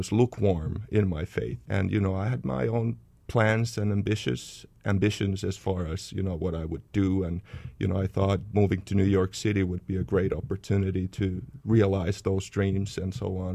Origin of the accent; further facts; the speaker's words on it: Finland; moved away as an adult; also born or lived in Indonesia; now in United States; we were born and raised in Finland and then moved to the U.S. when we were in our 20s. Then went back to Finland, and the past 4 years we lived in Indonesia